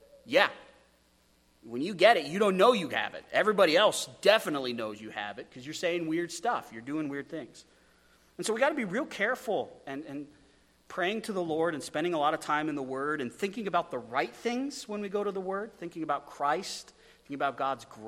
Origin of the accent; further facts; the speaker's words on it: Wyoming, United States; moved away; also born or lived in Idaho; I come from Wyoming, where if you spit, it floods